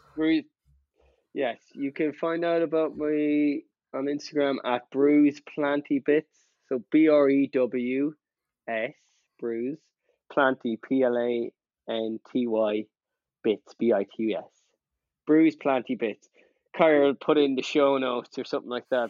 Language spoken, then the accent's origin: English; Ireland; I'm from Ireland